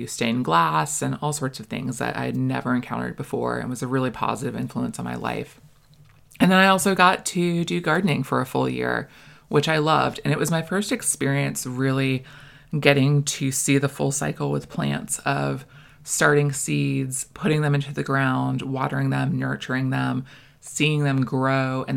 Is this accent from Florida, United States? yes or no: yes; Florida, United States; also born or lived in Maine; I was born in Maine, and we moved to Florida when I was 6